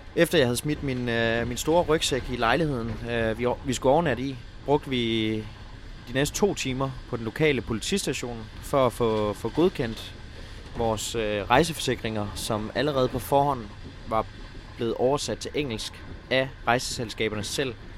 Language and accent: Danish; Denmark